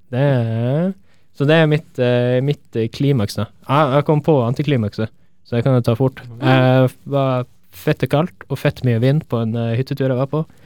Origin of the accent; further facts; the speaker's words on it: Tromsø, Troms, Norway; moved away; er jeg fra Tromsø